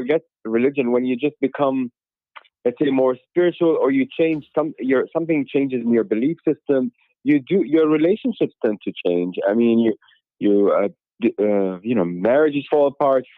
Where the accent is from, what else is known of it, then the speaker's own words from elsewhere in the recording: Dubai, United Arab Emirates; I grew up in Dubai